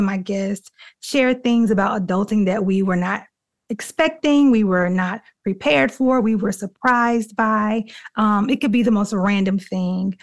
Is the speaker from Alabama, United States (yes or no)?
yes; Dothan, Alabama, United States; my hometown, Dothan, Alabama.